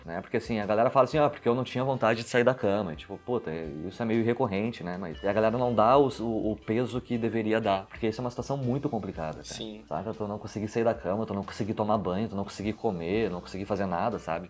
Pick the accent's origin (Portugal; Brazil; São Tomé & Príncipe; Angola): Brazil; Porto Alegre, Rio Grande do Sul; moved away as an adult; also born or lived in São José dos Campos, São Paulo / Santa Catarina; now in Guarulhos, Brazil; eu nasci, me criei em Porto Alegre, fiquei lá até os 25 anos de idade.